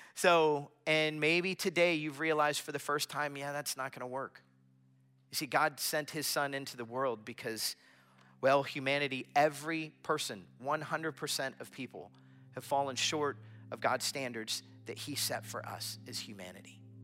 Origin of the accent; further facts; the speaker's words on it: Florida, United States; I grew up in Florida